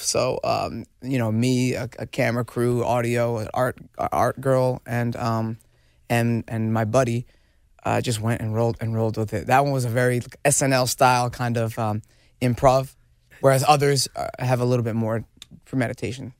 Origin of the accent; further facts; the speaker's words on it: New Jersey, United States; I was growing up in Jersey with a bunch of knuckleheads